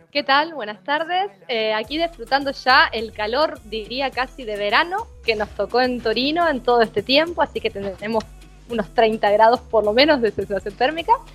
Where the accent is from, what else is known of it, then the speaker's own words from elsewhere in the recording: Paraná, Entre Ríos, Argentina; moved away as an adult; also born or lived in Buenos Aires, Argentina; now in Turin, Italy; iba a la bombonera desde Paraná